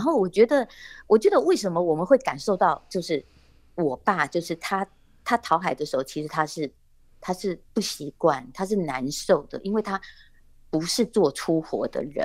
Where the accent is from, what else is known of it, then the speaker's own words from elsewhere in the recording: Dongyin, Lienchiang County, Taiwan; 我在这里出生，然后我一直在这里